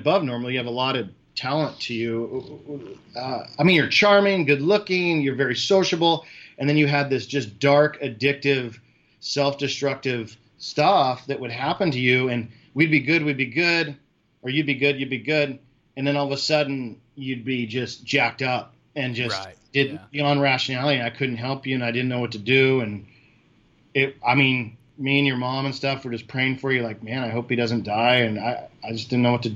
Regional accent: California, United States; moved away; also born or lived in Florida; I'm from California

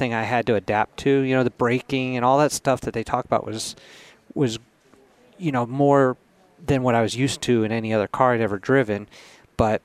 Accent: United States; being an American

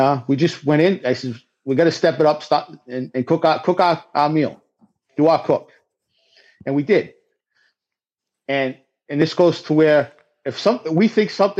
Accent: the Northeast, New England, United States; I'm a Yankee from the Northeast

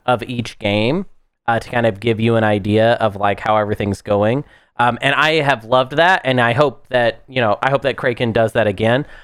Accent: United States; I'm American

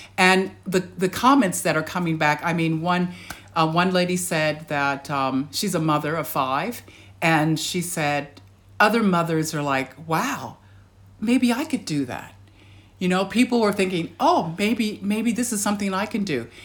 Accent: United States; now in Australia; being American

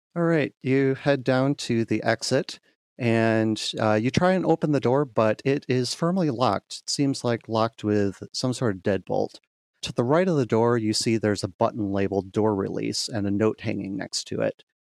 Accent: Grand Rapids, Michigan, United States; my hometown of Grand Rapids, Michigan

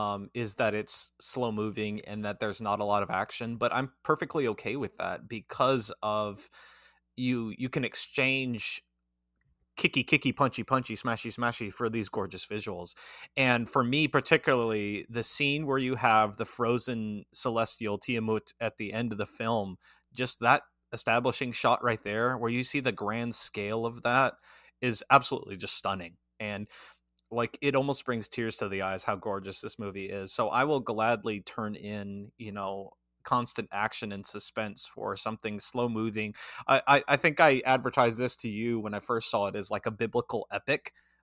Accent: South Dakota, United States; South Dakota represent. Seeing South Dakota, yeah, my home state, on screen was wild.

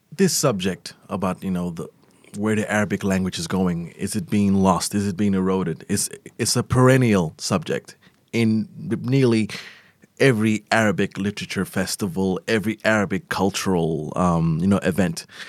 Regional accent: Melbourne, Victoria, Australia; moved away as an adult; also born or lived in Eritrea; now in Abu Dhabi, United Arab Emirates; I was born in Abu Dhabi. I lived here till I was nine, and then I spent twenty years in Melbourne

